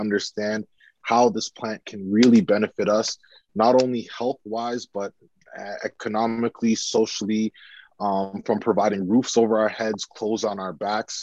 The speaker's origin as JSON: {"language": "English", "country": "Canada", "also_born_or_lived": "United Kingdom", "said": "returning home to Canada"}